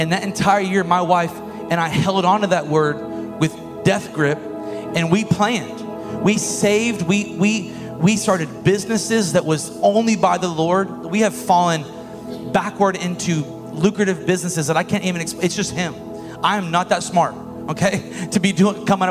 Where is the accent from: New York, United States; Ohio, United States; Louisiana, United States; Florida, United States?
Florida, United States; Bushnell; moved away; I am from Bushnell